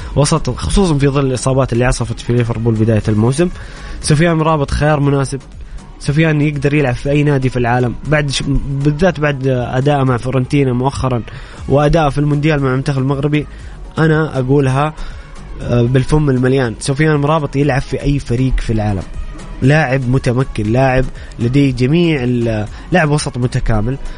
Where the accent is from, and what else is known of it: Saudi Arabia